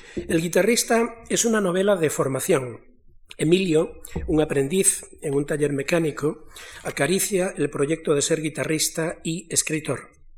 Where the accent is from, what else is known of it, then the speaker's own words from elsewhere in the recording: Galicia, Spain; now in Madrid, Spain; yo vengo de Galicia